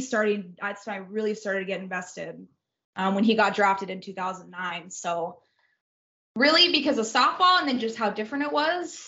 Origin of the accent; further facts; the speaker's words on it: Orange County, California, United States; born and raised in Orange County, California